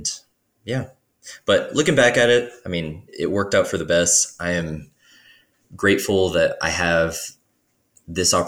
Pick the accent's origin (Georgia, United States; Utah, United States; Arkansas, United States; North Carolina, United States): Georgia, United States; moved away as an adult; also born or lived in Virginia; I'm from Georgia originally